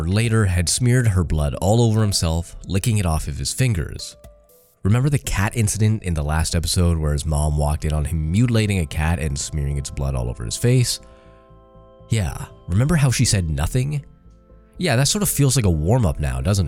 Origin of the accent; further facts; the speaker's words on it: Canada; I'm Canadian